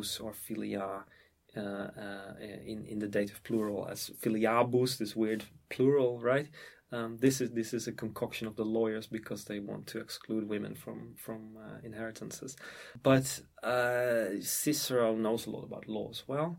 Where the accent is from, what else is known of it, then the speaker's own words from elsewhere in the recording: Emmen, Drenthe, Netherlands; my hometown is called Emmen, which is a small town or a provincial town, in the province of Drenthe in the Netherlands